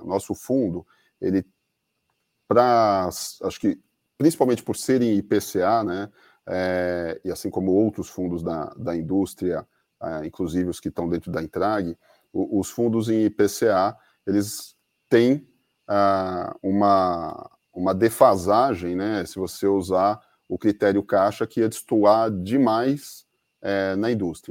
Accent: Brazil; a gente é brasileiro

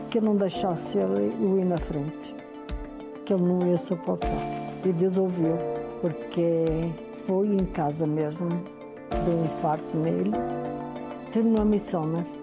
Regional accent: Portugal; moved away; portuguesa, né? Eu saí da minha terra em 77.

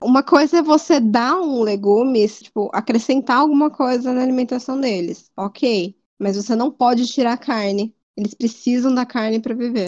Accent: Fernandópolis, São Paulo, Brazil; moved away; eu fui para Fernandópolis, que é a cidade de onde eu vim

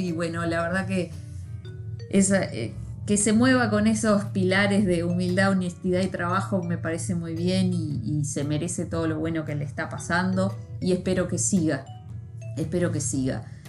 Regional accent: Libertad, San José, Uruguay; yo soy de Libertad, San José

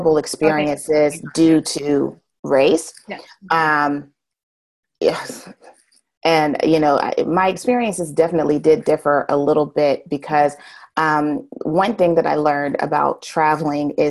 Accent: United States; accent: American; I'm from America

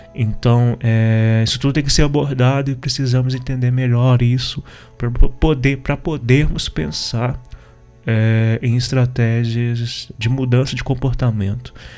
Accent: interior of Minas Gerais, Brazil; eu particularmente sou do interior de Minas

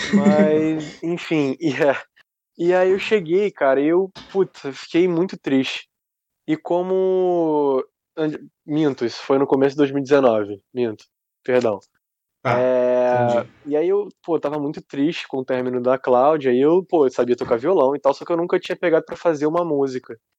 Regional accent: Rio de Janeiro, Brazil; eu sou, eu sou do Rio, do Rio de Janeiro, cidade. Ah, capital, ah, cidade, né? capital. Uhum. Carioca, carioca da Gema, como a gente diz aqui

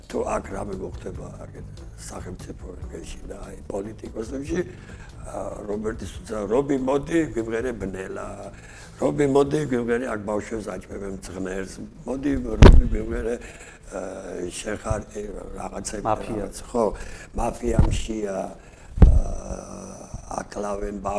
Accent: Kutaisi, Imereti, Georgia; მე გავიზარდე ქუთაისში ასეთი გარეუბანი არის ბუმატკისი დასახლება

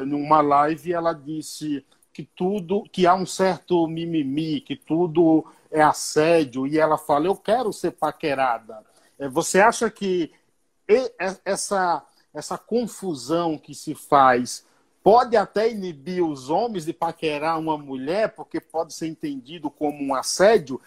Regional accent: Bahia, Brazil; eu fui criado na roça, lá na Bahia

